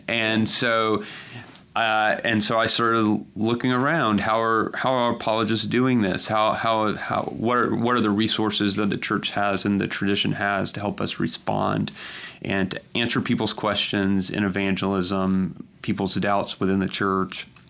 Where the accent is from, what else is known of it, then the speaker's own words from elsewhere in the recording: South Georgia, United States; I grew up mostly in South Georgia